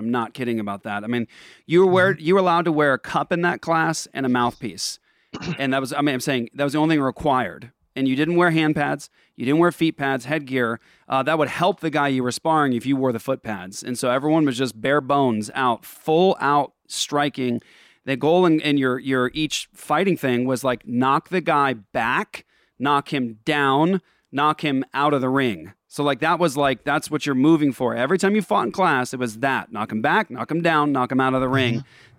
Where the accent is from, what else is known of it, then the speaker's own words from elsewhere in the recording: Japan; also born or lived in Netherlands; I mean, I grew up in Japan and Holland.